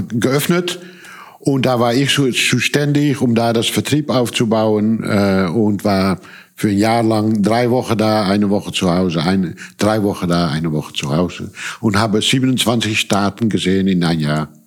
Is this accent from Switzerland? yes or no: no; Indonesia; German is a second language; also born or lived in Amsterdam / Hong Kong / Taiwan / Netherlands; ich bin in Amsterdam geboren, als Kind aufgewachsen in Indonesien. Dann sind wir umgezogen nach, nach Hongkong.